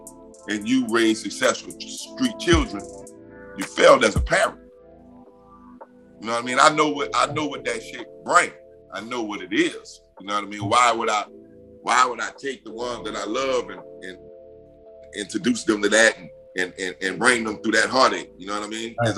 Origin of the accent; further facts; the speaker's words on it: the South, United States; I'm from the South